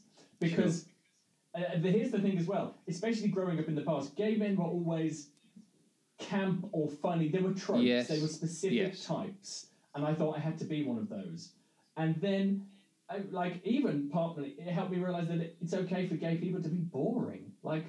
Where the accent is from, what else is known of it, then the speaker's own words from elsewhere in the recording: Midlands, United Kingdom; growing up in the Midlands in the 80s and 90s